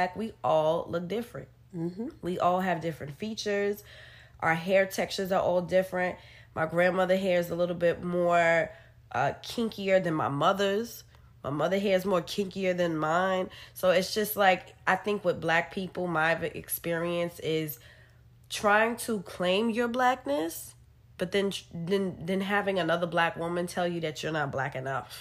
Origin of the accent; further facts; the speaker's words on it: New York City, New York, United States; we're from New York and we've lived in a city where everything is a melting pot